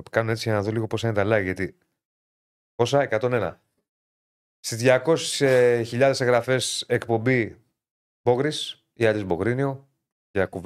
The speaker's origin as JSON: {"language": "Greek", "region": "Western Greece", "country": "Greece", "said": "Ε, ε, εγώ είμαι από την Ηλία. Σου λέω ότι ο πύργο ω πόλη είναι χάλια."}